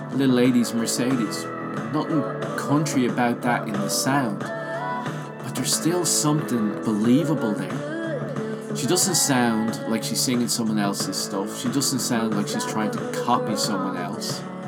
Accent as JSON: {"language": "English", "country": "Ireland", "tie": "born or raised there", "said": "I grew up in Ireland"}